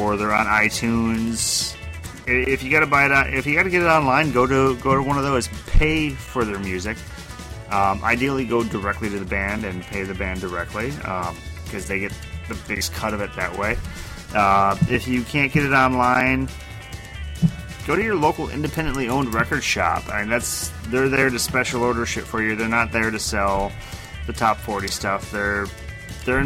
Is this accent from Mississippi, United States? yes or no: no; Rochester, Minnesota, United States; I grew up in Rochester